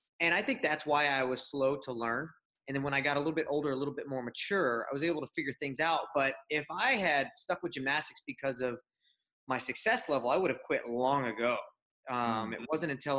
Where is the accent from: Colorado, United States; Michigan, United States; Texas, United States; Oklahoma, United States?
Texas, United States; Houston; I grew up in Houston, Texas, and still live here with my wife and 2 kids